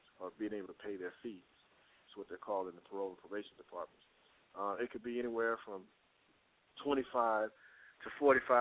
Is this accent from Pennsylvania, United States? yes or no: no; Texas, United States; now in Atlanta, United States; I'm from Texas. I'm living in the Georgia area, Atlanta, Georgia area, but I'm from Texas